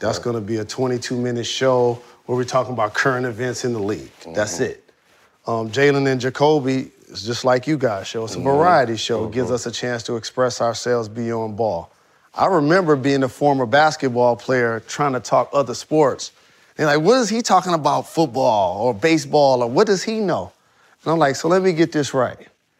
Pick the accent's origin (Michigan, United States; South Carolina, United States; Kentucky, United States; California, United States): Michigan, United States; Detroit; And I'm a Pistons fan. I'm from Detroit.